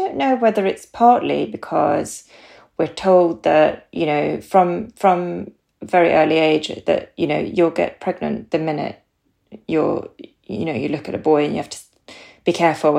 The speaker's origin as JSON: {"language": "English", "country": "Sweden", "moved": "yes", "lives_now": "Harpenden, United Kingdom", "said": "you might hear from my accent, I'm from Sweden. I've been here a very long time"}